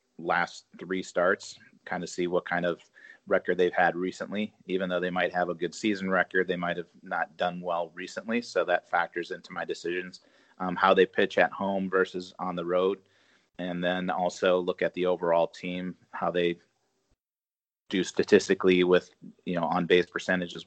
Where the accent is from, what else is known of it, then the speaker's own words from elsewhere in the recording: Minnesota, United States; moved away; I grew up in Minnesota, so I like the Vikings.